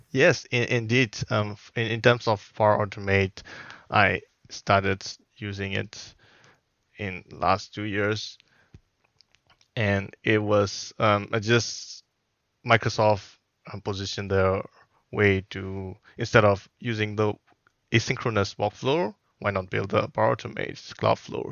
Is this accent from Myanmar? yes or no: yes; Myanmar; moved away as an adult; also born or lived in Singapore; now in Wellington, New Zealand; I am originally from Myanmar, so that is one of the Southeast Asian country.